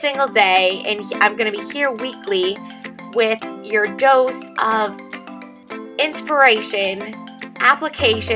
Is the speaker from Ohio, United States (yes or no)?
no; Michigan, United States; moved away as an adult; also born or lived in Pennsylvania; we ended up moving back to my home state of Michigan